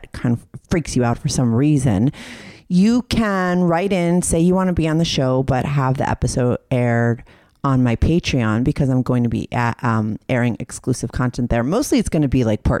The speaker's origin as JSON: {"language": "English", "town": "New York City", "region": "New York", "country": "United States", "said": "being quarantined in New York City for me as a New Yorker"}